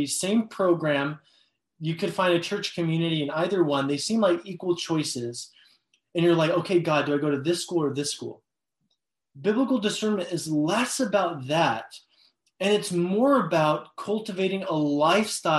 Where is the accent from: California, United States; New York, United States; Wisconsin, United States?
California, United States; Los Angeles; I'm from Los Angeles.